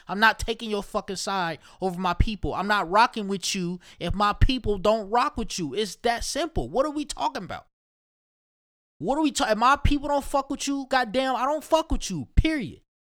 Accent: Ohio, United States; I don't know why I be sounding like I'm from New York. I'm just definitely from Ohio. I need to have an Ohio accent, which I don't even know if that's any fucking way.

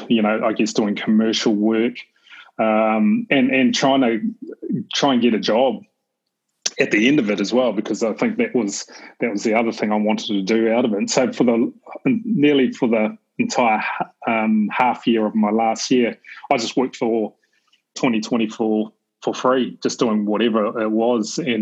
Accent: New Zealand; I grew up in New Zealand, I'm a Kiwi

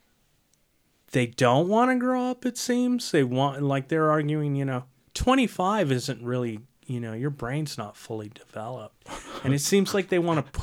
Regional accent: United States; as an American

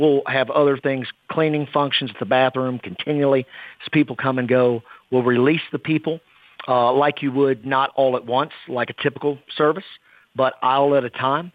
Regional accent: Kentucky, United States; my home state where I grew up

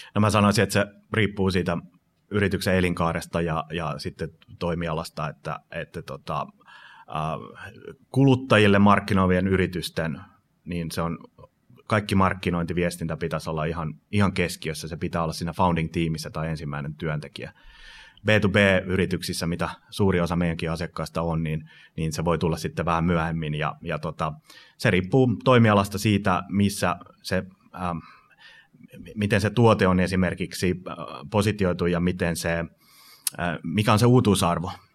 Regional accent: Finland; moved away; also born or lived in United States; mä muutin Yhdysvalloista takaisin Suomen 2006

